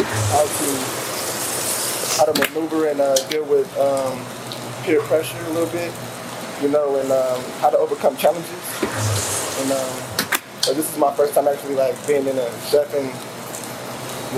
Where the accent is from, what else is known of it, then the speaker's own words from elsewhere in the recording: Las Vegas, Nevada, United States; I am from Las Vegas.